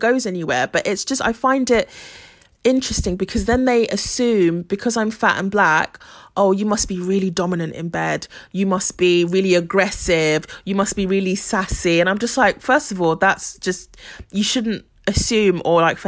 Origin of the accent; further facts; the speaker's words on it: Ghana; I'm from Ghana